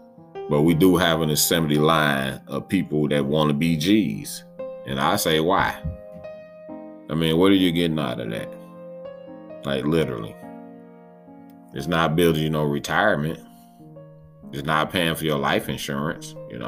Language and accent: English; West Coast, United States; I'm from the West Coast and all.